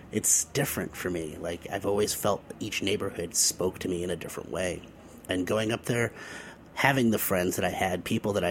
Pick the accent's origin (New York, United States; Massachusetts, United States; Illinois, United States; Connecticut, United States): Massachusetts, United States; Boston; I'm wearing a Yankees hat. I'm from Boston. And people keep asking me about the Yankees.